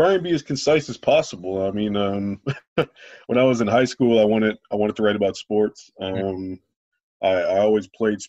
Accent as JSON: {"language": "English", "region": "Louisiana", "country": "United States", "tie": "born or raised there", "said": "when I was growing up in Louisiana"}